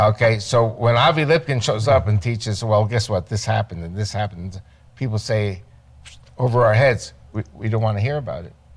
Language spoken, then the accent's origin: English; Great Neck, New York, United States; moved away as an adult; now in Israel; the synagogue where I was raised in Great Neck, New York